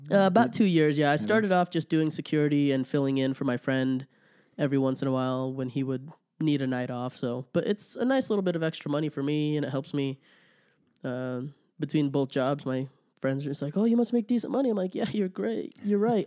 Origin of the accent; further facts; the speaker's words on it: Rigby, Idaho, United States; also born or lived in Olongapo, Philippines; now in Idaho Falls, United States; I grew up in Rigby.